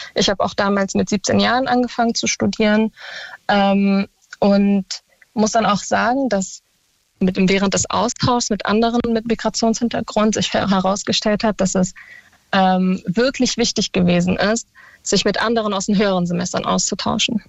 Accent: Berlin, Germany; ich komme aus Berlin und war im Tiergarten auf einer Schule

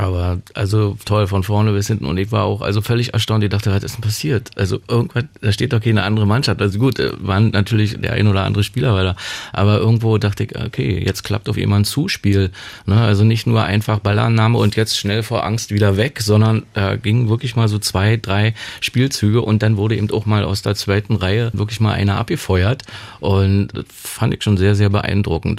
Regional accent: Berlin, Germany; also born or lived in Romania; Wir haben ja in Köpenick gewohnt

